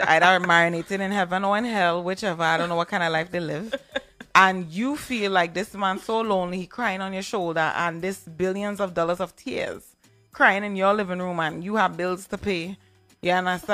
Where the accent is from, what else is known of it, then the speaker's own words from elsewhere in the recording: Trinidad & Tobago; I'm from Trinidad